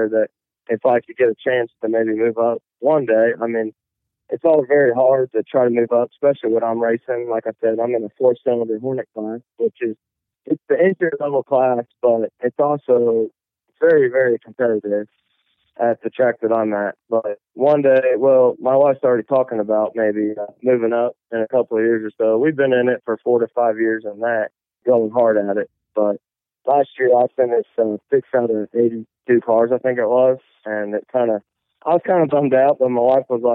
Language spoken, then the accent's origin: English; Greenfield, Indiana, United States; I'm from Greenfield, Indiana. It's about 15 minutes east of Indianapolis.